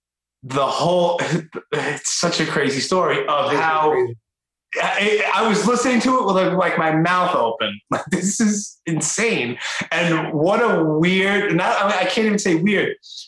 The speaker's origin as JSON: {"language": "English", "town": "New York City", "region": "New York", "country": "United States", "tie": "born or raised there", "said": "I guess it's my age, born and raised in Brooklyn."}